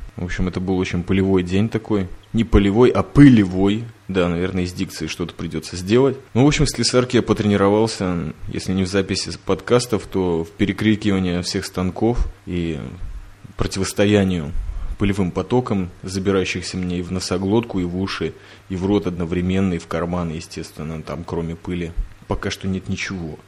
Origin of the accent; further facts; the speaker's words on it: Riga, Latvia; сам я когда-то в детстве, помню, ходил в Риге с мамой на кинолектории